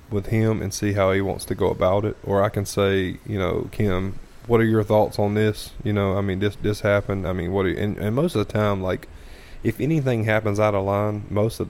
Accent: the South, United States; We are from the South

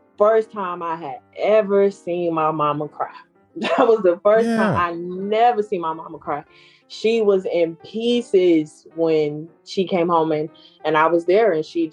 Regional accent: Detroit, Michigan, United States; moved away as an adult; now in Georgia, United States; I'm here in Georgia, and like we talked about, I'm from Detroit

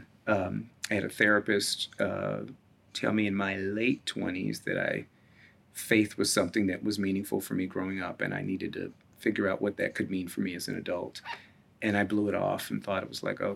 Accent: Hartford, Connecticut, United States; moved away as an adult; also born or lived in Roper, North Carolina / Washington, District of Columbia, United States; now in Minneapolis, United States; that was a predominantly Black congregation I was raised in Hartford

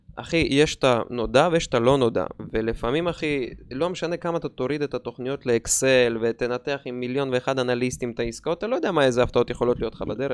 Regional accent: Dimona, Southern District, Israel; במקור אני דימונאי

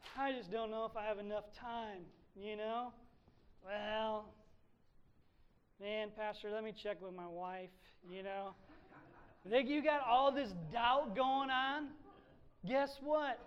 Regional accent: Sandusky, Ohio, United States; moved away; I grew up in Sandusky

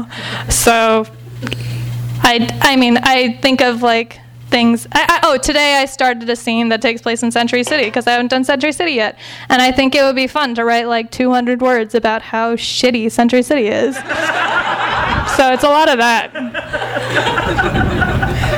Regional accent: Los Angeles, California, United States; I grew up in the Valley, so that seemed like the happening part

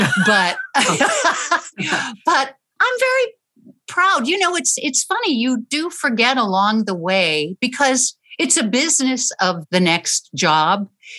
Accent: St. Louis, Missouri, United States; also born or lived in New Orleans / Chicago; Well, actually, I was born in New Orleans, and then my dad kept getting transferred north. So I would say probably St. Louis and Chicago were from first grade till the end of high school.

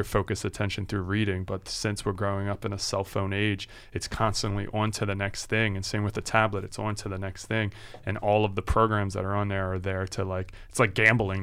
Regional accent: Philadelphia, Pennsylvania, United States; we're coming from Philly and living here our whole lives

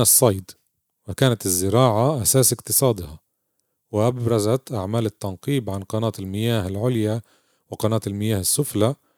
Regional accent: Palestine

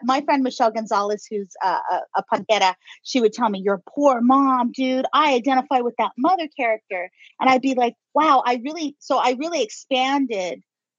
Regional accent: Inland Empire, California, United States; you can't talk bad about my hometown unless you're from here

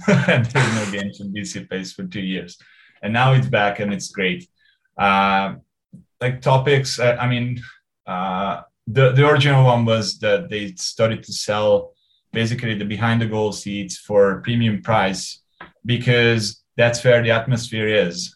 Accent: Hungary; moved away as an adult; now in Vancouver, Canada; I grew up in Hungary. I, I left when I was 28.

